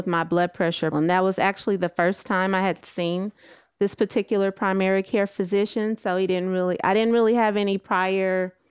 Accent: Texas, United States; moved away as an adult; now in California, United States

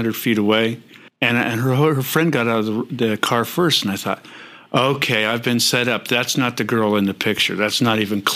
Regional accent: Southern California, United States; I grew up down here in Southern California

